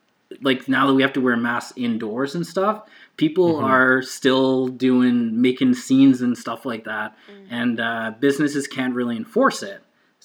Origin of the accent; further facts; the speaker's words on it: United States; Yeah, like, I'm American, and like, it's funny because I probably couldn't even go to a legislature building with a gun